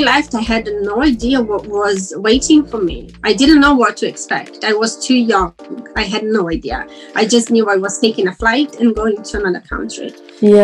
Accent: Caxias do Sul, Rio Grande do Sul, Brazil; English is a second language; moved away as an adult; now in London, United Kingdom; I am uh, from south of Brazil, Caxias

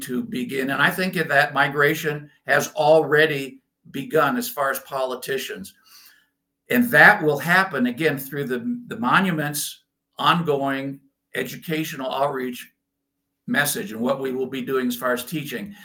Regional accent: United States; moved away as an adult; also born or lived in Scotland; now in Germany; growing up in America, but then living outside of the United States for multiple years, and I've done that for many years lived for a long time in Scotland and now Germany here

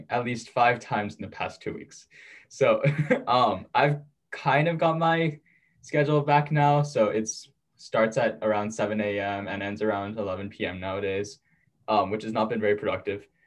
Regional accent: South Korea; born there; also born or lived in New York, United States; So, I was born in South Korea. Um, moved around quite a bit, uh, graduated high school in New York, and now I'm back in South Korea

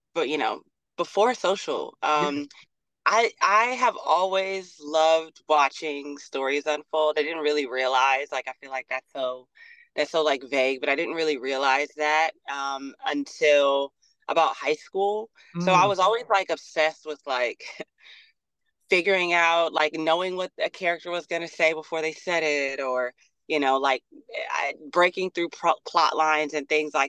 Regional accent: Los Angeles, California, United States; I'm born and raised in South Central

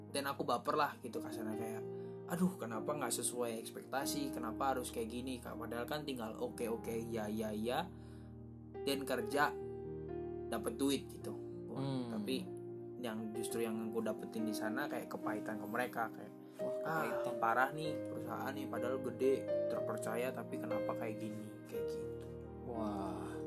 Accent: East Java, Indonesia; karena aku asalnya dari Jawa Timur yang jauh gitu kan

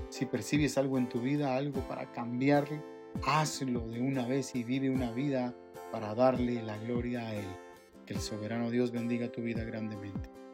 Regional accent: Guatemala; nosotros, los chapines

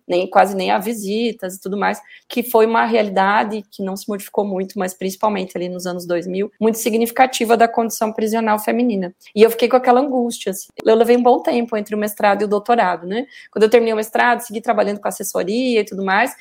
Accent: Rio Negro, Paraná, Brazil; also born or lived in Santa Catarina; now in Curitiba, Brazil; Eu vim do interior do Paraná, então eu nasci em Rio Negro, que é uma cidade aqui pertinho de Curitiba.

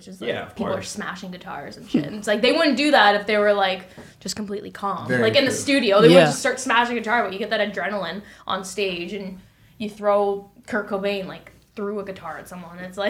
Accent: Hamilton, Ontario, Canada; Hamilton, like, my hometown

